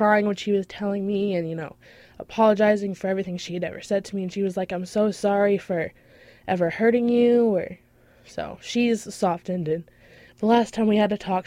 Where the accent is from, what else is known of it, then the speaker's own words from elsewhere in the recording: Kennebunk, Maine, United States; I'm from Kennebunk